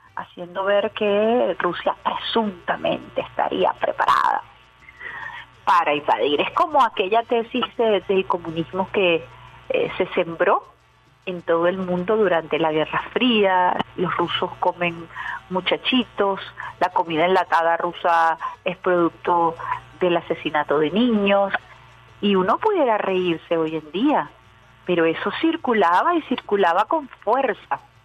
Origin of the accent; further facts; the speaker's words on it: Venezuela; estamos viviendo los venezolanos en carne propia